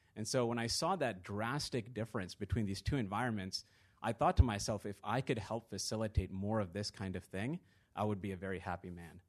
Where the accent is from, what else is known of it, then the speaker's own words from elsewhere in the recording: Virginia, United States; moved away as an adult; also born or lived in London; I grew up in Virginia